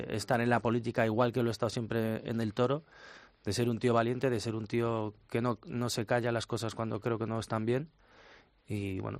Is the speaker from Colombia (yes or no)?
no; Spain; también pienso indudablemente como individuo, como ciudadano, como español